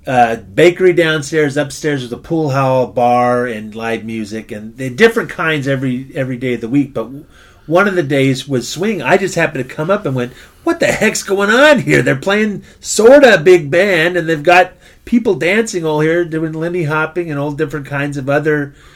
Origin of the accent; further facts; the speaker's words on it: Oxnard, California, United States; When we were kids growing up in Oxnard